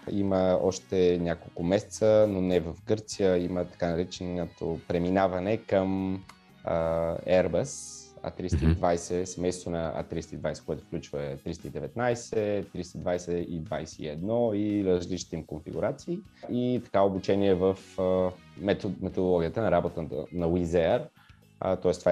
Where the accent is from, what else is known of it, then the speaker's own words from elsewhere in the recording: Bulgaria; Тук има, аз не съм единствения българин, има много готини а, момчета и момичета, които ще стават пилоти също така.